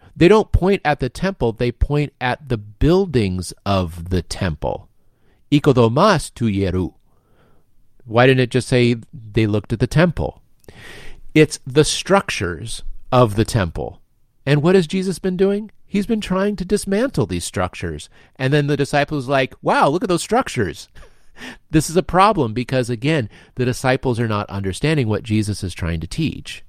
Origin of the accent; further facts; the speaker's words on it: United States; as an American of the twenty-first century